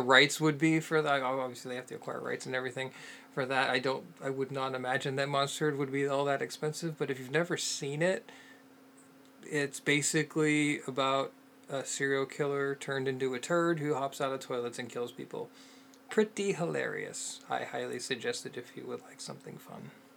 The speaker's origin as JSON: {"language": "English", "town": "Pittsburgh", "region": "Pennsylvania", "country": "United States", "tie": "born or raised there", "said": "grew up in Pittsburgh, Pennsylvania, where Night of the Living Dead was made"}